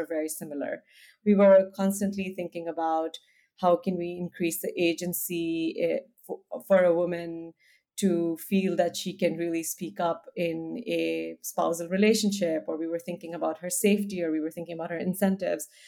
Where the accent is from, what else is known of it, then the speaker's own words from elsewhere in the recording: India; also born or lived in United States; now in Amsterdam, Netherlands; I grew up in India. I'm from India. I live now in Amsterdam